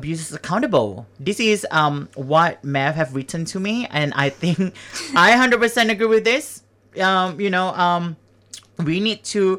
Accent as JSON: {"language": "English", "country": "Singapore", "tie": "born or raised there", "moved": "yes", "lives_now": "Melbourne, Australia", "said": "I grew up in Singapore."}